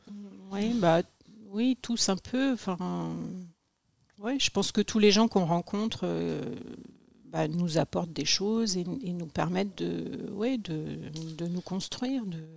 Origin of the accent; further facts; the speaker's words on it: Les Cerqueux, Pays de la Loire, France; also born or lived in Cholet; je suis née dans le Maine-et-Loire, à Cholet, et mes parents habitaient, enfin, habitent un petit village village qui s'appelle Les Cerqueux